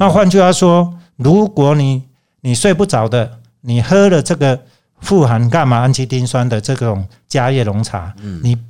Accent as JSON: {"language": "Chinese", "country": "Taiwan", "said": "再加上台湾的茶农，我觉得这也是我们台湾人的骄傲。"}